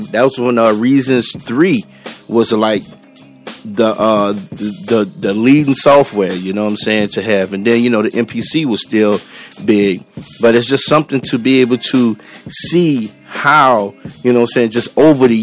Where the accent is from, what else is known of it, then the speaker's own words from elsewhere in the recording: New Orleans, Louisiana, United States; moved away as an adult; now in Texas, United States; I am originally from New Orleans